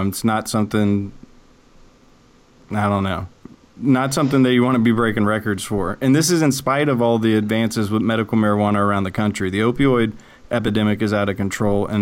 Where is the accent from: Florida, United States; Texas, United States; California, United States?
Florida, United States; Apopka; Apopka's my hometown, Seminole County